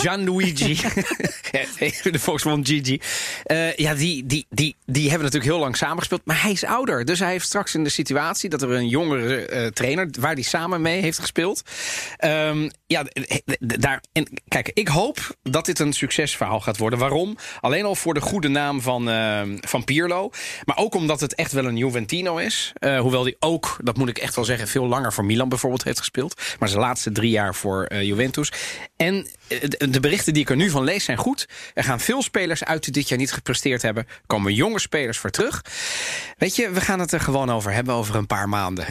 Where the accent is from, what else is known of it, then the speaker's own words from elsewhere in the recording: Amsterdam, North Holland, Netherlands; also born or lived in Italy; waar kom jij vandaan? zei ik Amsterdam